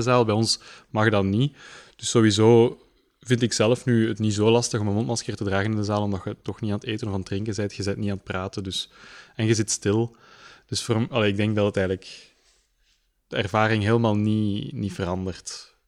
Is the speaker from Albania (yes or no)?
no; Leuven, Flanders, Belgium; ik ben in Leuven geboren, ehm, in Leuven naar school geweest